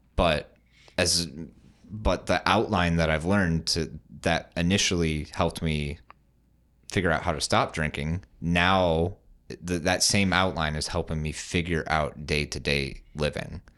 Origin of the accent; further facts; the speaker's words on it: West Michigan, United States; I'm from West Michigan, but, like, so I've always been around Grand Rapids